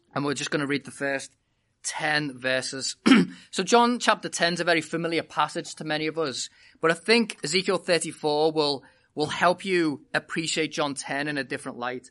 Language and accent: English; United Kingdom; moved away as an adult; I was born and bred in Britain